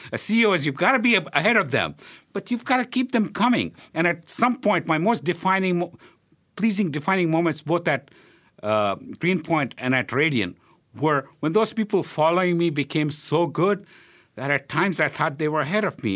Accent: Hyderabad, Telangana, India; now in Philadelphia, United States; when I was growing up in India

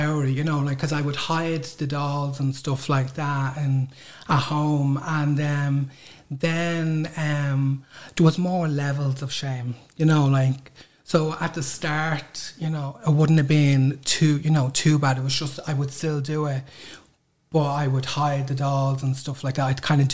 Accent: Dublin, Leinster, Ireland; growing up in Crumlin, you know, could be pretty hard

